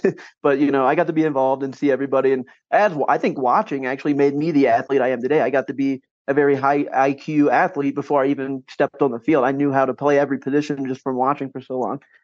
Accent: Champaign County, Ohio, United States; I grew up in Champaign County, Ohio.

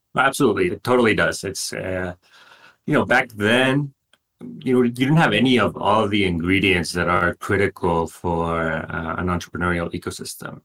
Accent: Monterrey, Nuevo León, Mexico; moved away as an adult; I grew up in Mexico, uh, more specifically in Monterrey, which is a big city uh, in the north of the country.

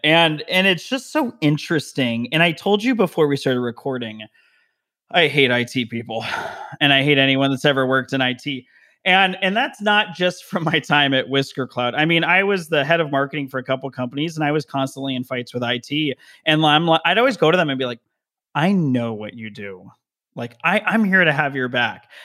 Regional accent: Las Vegas, Nevada, United States; also born or lived in Denver, Colorado; now in Southern California, United States; I was originally from Vegas, and then my whole family moved to Denver

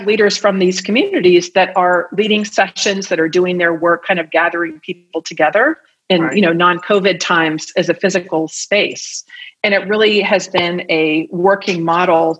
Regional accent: the Bay Area, California, United States; now in Arizona, United States; I'm originally from the Bay Area

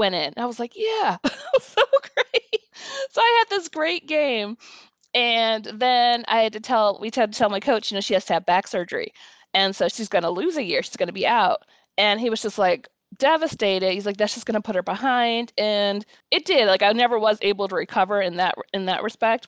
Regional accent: Palatine, Illinois, United States; also born or lived in Columbia, Missouri; I'm from Palatine, Illinois, which is a suburb, northwest suburb of Chicago, born and raised there.

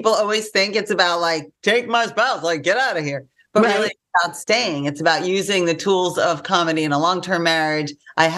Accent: New York, United States; now in Los Angeles, United States; I'm from New York

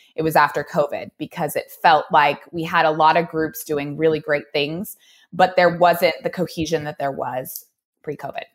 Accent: Oregon, United States; now in Reno, United States; I'm from Oregon

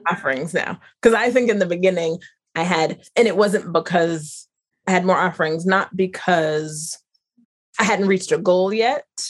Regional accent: North Carolina, United States; where I grew up in North Carolina

